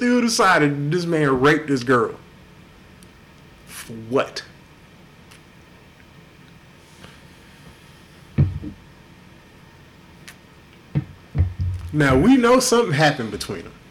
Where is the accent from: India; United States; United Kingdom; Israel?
United States; Houston, Texas; also born or lived in Inglewood, California / Watts, Los Angeles; I grew up, I was born in Inglewood in the late 70s, early 80s. We lived near Watts up until 86 when we moved here. I was in Southwest Houston, in Ridgemont